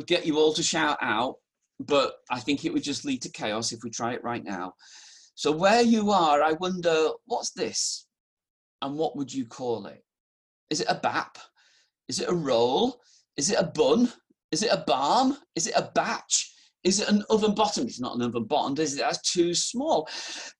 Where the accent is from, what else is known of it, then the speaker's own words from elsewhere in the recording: Halifax, Yorkshire and the Humber, United Kingdom; accent: northern; moved away as an adult; also born or lived in London; I'd grown up in Halifax